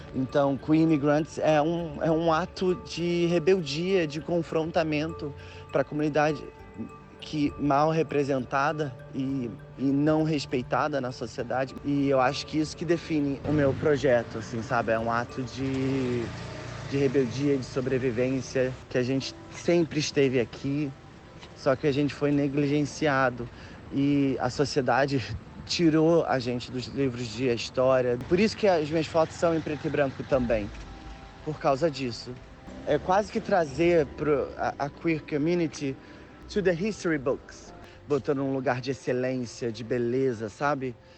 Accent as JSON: {"language": "Portuguese", "town": "Nilópolis", "region": "Rio de Janeiro", "country": "Brazil", "tie": "born or raised there", "moved": "as an adult", "lives_now": "London, United Kingdom", "said": "Eu nasci eh, em Nilópolis, na Baixada Fluminense"}